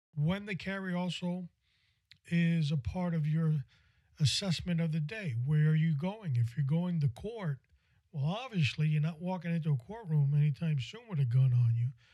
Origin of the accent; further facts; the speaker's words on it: New York City, New York, United States; I must have been 12 or 13 years old, growing up in New York City